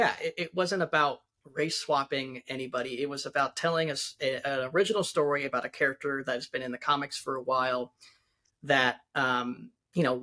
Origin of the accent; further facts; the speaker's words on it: Nebraska, United States; moved away; I'm originally from Nebraska